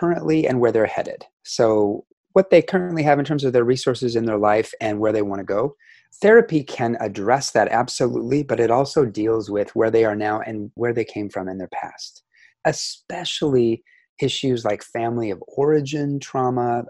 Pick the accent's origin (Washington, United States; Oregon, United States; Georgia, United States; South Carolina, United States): Washington, United States; Seattle; moved away; also born or lived in Asia / Central Coast, California; I was born in 1968 in Seattle, Washington. I'm from the US